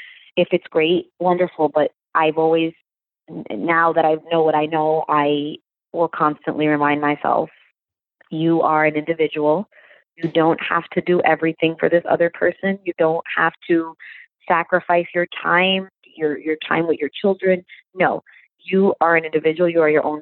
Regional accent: New York, United States; moved away as an adult; now in New Jersey, United States; I was born and raised in New York

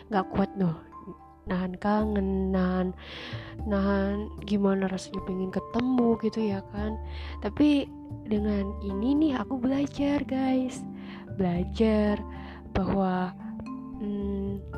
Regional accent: Surabaya, East Java, Indonesia; aku udah LDR nih karena aku asalnya Surabaya dia Jakarta gitu kan

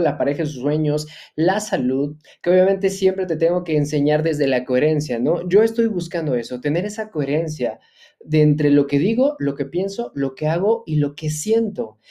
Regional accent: Mexico; soy empresario mexicano

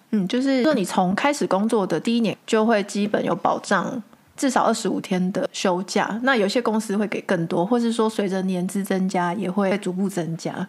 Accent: Taiwan; now in Netherlands; 对我们台湾人而言是比较陌生一点点的

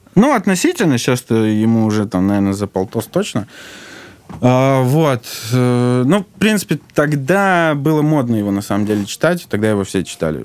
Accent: Saint Petersburg, Russia; moved away as an adult; now in Moscow, Russia; потом мы с мамой переехали в Питер

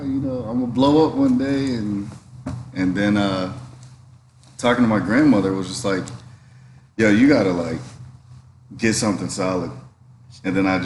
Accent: Kansas, United States; moved away; also born or lived in Los Angeles, California / Connecticut; Moved from LA to Kansas at 7

